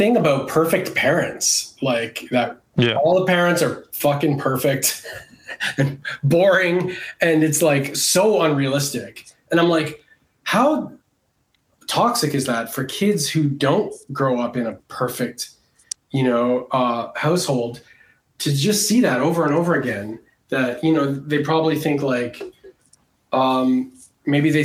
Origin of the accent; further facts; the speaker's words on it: Canada; moved away as an adult; also born or lived in Montreal; now in Los Angeles, United States; I grew up in Canada